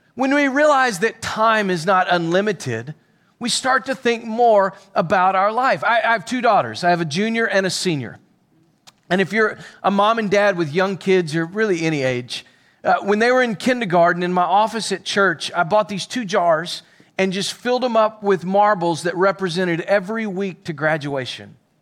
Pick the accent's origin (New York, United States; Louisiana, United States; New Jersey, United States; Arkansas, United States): Arkansas, United States; Pickles Gap; also born or lived in Little Rock, Arkansas; I'm from Pickles Gap, Arkansas